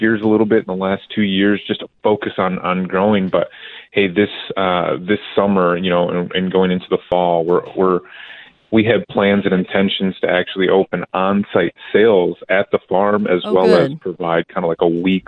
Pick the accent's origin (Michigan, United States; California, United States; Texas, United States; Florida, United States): Michigan, United States; moved away as an adult; also born or lived in Philadelphia / Indiana; now in Tucson, United States; I'm originally from Michigan